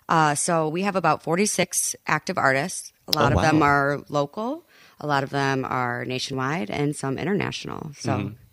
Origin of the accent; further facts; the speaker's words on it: Lansing, Michigan, United States; moved away as an adult; I'm from Lansing originally.